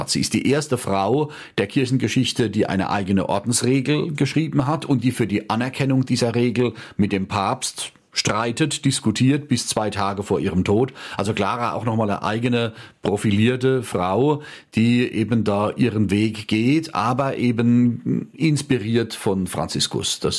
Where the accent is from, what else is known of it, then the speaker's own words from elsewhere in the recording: Rhineland-Palatinate, Germany; Sieben Kilometer von meinem Heimatort entfernt ist ein Konvent meiner Mitbrüder bis heute in Oggersheim bei Ludwigshafen am Rhein.